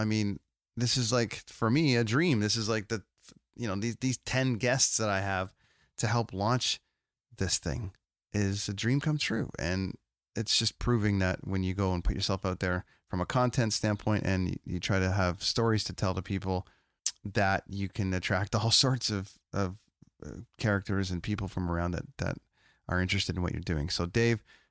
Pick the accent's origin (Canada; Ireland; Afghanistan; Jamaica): Canada; I'm a guy from Canada